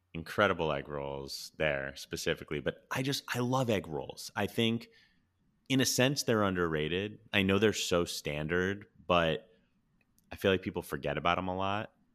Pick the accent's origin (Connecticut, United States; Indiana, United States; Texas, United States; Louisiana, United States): Connecticut, United States; Orange; my hometown spot from growing up, China Pavilion, Orange, Connecticut